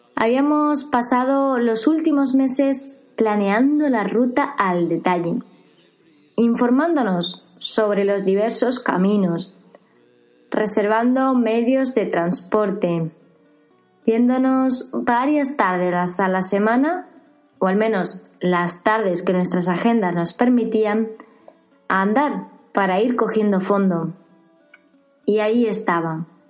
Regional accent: Seville, Andalusia, Spain; Partíamos desde Sevilla, mi ciudad natal

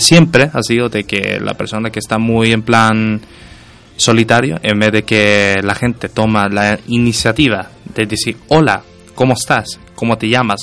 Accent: Sweden; now in Spain; yo soy nacido en Suecia

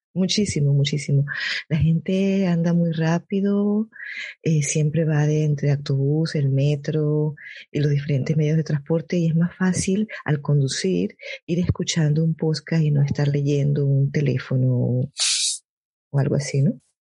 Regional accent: Caracas, Capital District, Venezuela; moved away as an adult; also born or lived in North Rhine-Westphalia, Germany; now in Germany; yo soy de Caracas, Venezuela, del centro de la capital

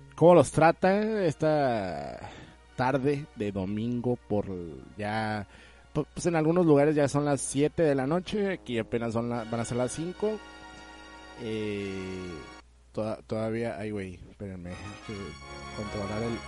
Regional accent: Mexico

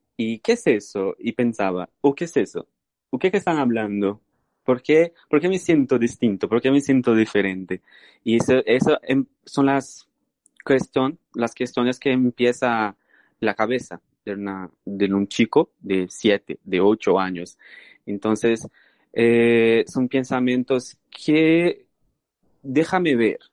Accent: Brazil; Spanish is a second language; moved away; soy brasileño. Eh, nací en Brasil

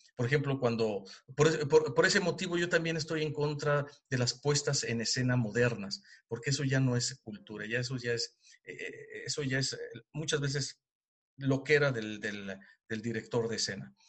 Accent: Mexico; moved away as an adult; now in Germany; yo como mexicano, fuera de mi país

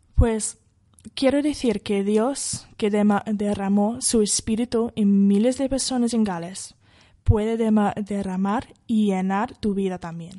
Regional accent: Wales, United Kingdom; Spanish is a second language; moved away as an adult; now in Madrid, Spain; la iglesia Moraya está muy cerca a mi pueblo. Yo fui a estudiar bachillerato en un colegio que está al lado de, esta iglesia

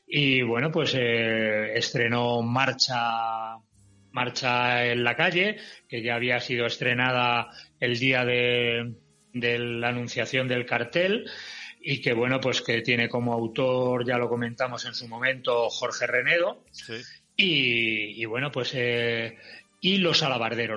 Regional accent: Madrid, Community of Madrid, Spain; soy madrileño por los cuatro costados

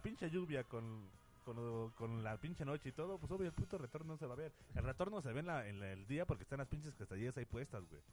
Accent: Mexico; mucho de ahí viene nuestra cultura y, eh, varias cosas que, se expresan como, como pueblo mexicano

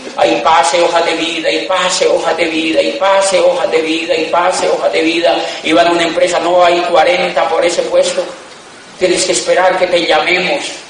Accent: Colombia; also born or lived in Europe; Somos de Colombia

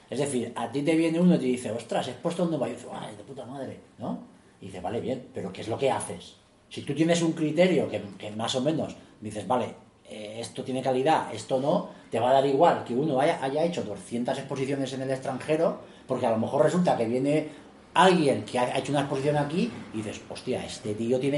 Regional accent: Spain; tan serio podemos ser nosotros como un alemán, pero hay determinadas, no sé, que tenemos un criterios que, que, nos echan encima y decir, el español no es fiable y tal.

